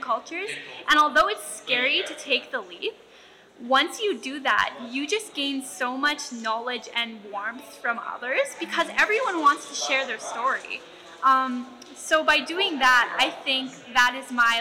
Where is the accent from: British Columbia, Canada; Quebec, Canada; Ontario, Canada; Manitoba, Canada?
Manitoba, Canada; Winnipeg; My family is from Ebb and Flow First Nation, but I was born in Winnipeg